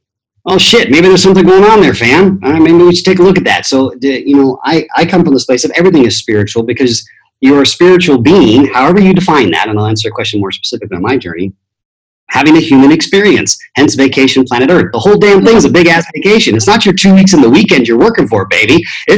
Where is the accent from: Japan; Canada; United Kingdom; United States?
Japan; being Italian, I was, quote unquote, baptized in the Roman Catholic Church. But I grew up in Japan, so that's really interesting.